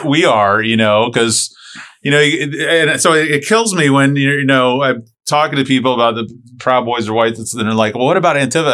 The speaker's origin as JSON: {"language": "English", "town": "St. Petersburg", "region": "Florida", "country": "United States", "tie": "born or raised there", "said": "I grew up in Saint Pete."}